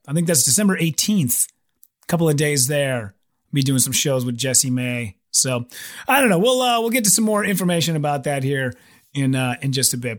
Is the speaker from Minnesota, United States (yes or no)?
yes; Minneapolis, Minnesota, United States; I'm from Minneapolis